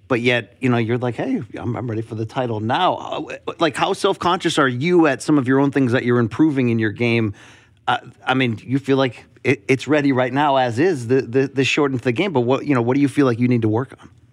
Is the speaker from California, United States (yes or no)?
no; Connecticut, United States; I grew up in Connecticut, but as a fellow tri-stater